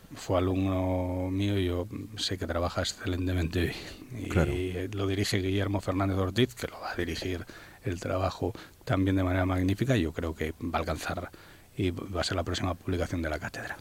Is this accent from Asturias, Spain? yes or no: yes; Asturias, Spain; la comunidad que porta esta cultura, que somos los asturianos